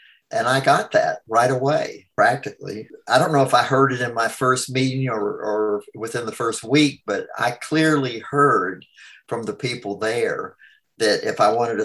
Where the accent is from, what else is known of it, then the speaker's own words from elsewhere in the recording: Greensboro, North Carolina, United States; I'm from Greensboro, North Carolina